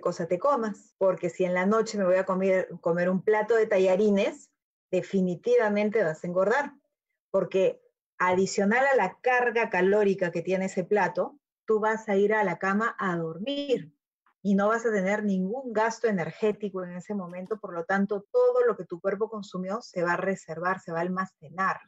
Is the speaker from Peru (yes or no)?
yes; Peru; tenemos como peruanos eh, la, gran dicha de tener fuentes de alimentación